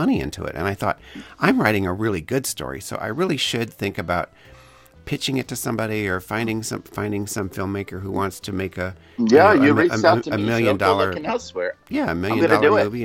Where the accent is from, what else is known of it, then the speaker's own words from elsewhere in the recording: Elkhart, Indiana, United States; I grew up in Elkhart